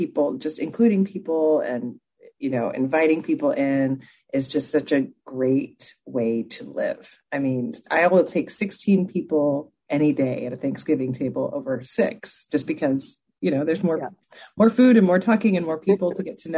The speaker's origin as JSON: {"language": "English", "region": "Texas", "country": "United States", "tie": "born or raised there", "said": "I grew up in Texas"}